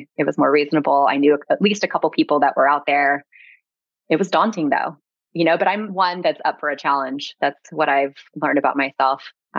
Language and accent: English; Kansas City, Missouri, United States; moved away as an adult; also born or lived in Chicago; now in Southern California, United States; I'm from Kansas City, Missouri. Born and raised. I went to college in Chicago, went to Loyola University of Chicago.